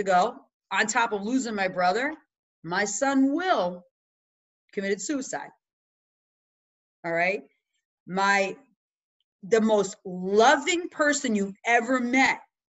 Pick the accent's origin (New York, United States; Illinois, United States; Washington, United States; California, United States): Illinois, United States; Chicago; now in Massachusetts, United States; So I'm from the Midwest too, Chicago, now I'm in Mass.